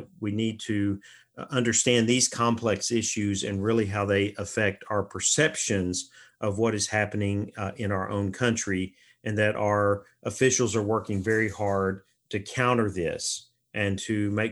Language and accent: English; United States; our identity as Americans